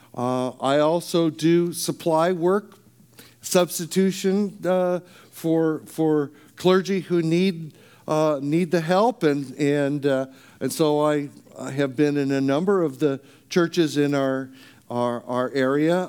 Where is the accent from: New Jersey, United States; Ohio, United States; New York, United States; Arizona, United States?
Arizona, United States; moved away; also born or lived in California; I grew up in Arizona